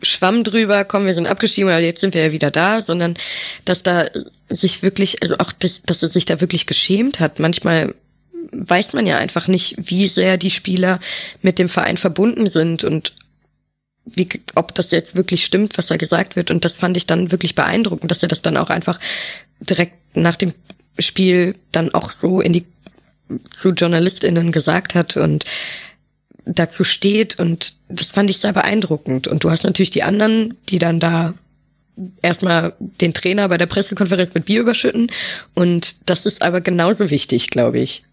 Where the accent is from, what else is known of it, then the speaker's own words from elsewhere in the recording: Düsseldorf, North Rhine-Westphalia, Germany; now in Bremen, Germany; ich komme ja aus Düsseldorf